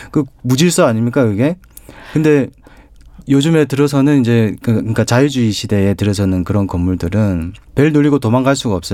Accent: Changwon, South Gyeongsang, South Korea; 저는 그 창원중학교

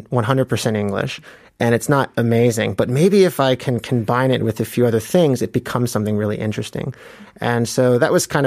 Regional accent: Atlanta, Georgia, United States; moved away as an adult; also born or lived in New York / California; now in South Korea; I grew up in Atlanta

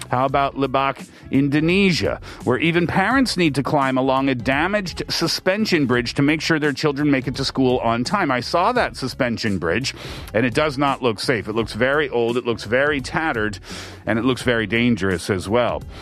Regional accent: Canada; The stories that I heard, but yet growing up in Canada I never had those types of difficulties.

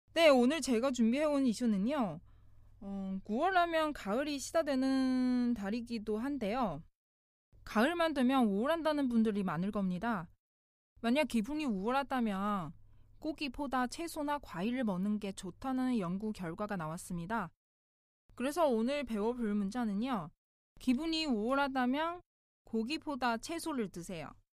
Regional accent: China; now in South Korea; 중국에서 온

